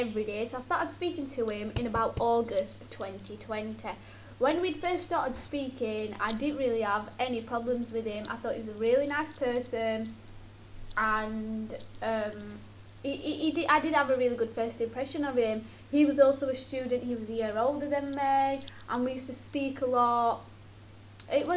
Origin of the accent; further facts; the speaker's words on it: Sheffield, Yorkshire and the Humber, United Kingdom; I'm from Sheffield